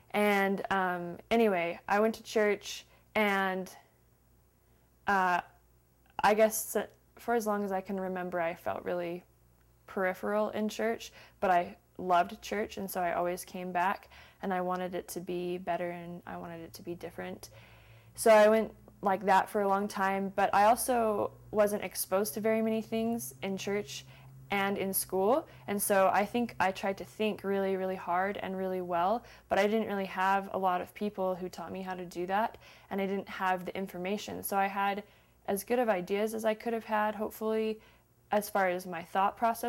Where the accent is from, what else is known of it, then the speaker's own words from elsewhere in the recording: Salt Lake City, Utah, United States; Salt Lake City, Utah.